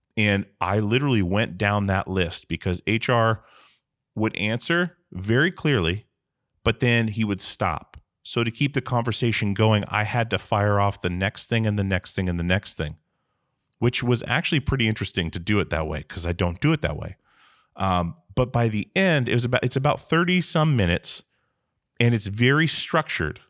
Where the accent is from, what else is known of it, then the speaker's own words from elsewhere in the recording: Alaska, United States; now in Portland, United States; I'm from Alaska myself, and, uh, moved to Portland in two thousand, but we, we moved maybe three times as a, as a child